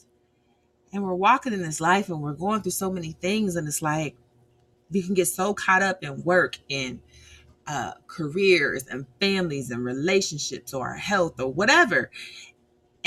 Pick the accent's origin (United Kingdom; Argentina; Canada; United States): United States; I'm American